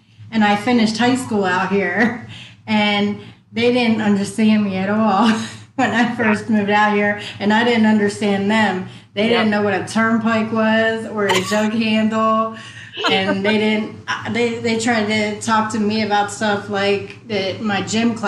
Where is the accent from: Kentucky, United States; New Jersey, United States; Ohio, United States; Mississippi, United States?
New Jersey, United States; accent: Jersey; now in Arizona, United States; I'm born and raised in South Jersey, right outside, 5 minutes from Philly